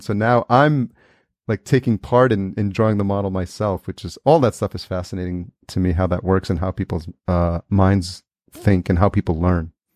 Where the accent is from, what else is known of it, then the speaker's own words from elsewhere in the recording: New York, United States; We grew up in New York together